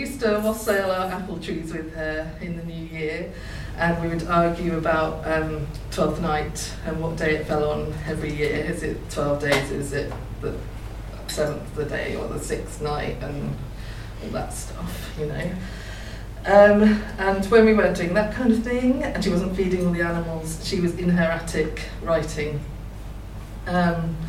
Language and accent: English; Thurlton, near Haddiscoe/Norfolk marshes, East of England, United Kingdom; also born or lived in Norwich; I grew up in Thirlton, which is like on the marshes near Edam